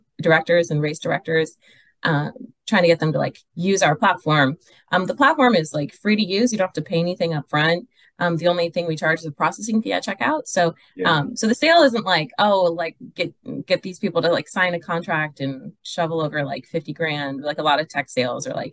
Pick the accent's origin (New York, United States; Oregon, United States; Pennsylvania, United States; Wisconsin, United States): Wisconsin, United States; now in Southern California, United States; I grew up in Wisconsin, so I used to cross country ski a lot